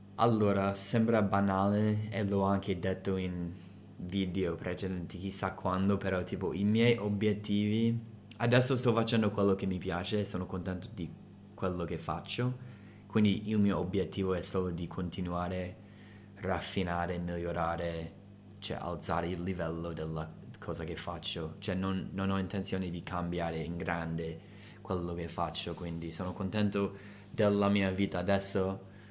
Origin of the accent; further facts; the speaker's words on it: United States; Italian is a second language; now in Italy; sono americano